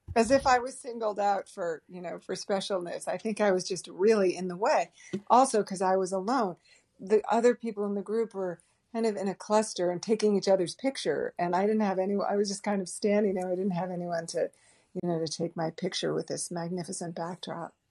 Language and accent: English; Boston, Massachusetts, United States; I grew up in the Boston area